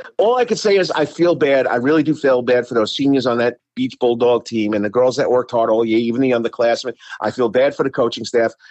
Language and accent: English; East Rockaway, New York, United States; moved away; also born or lived in Savannah, Georgia; I come from East Rockley, New York. We're known as the, uh, East Rockley High School Rocks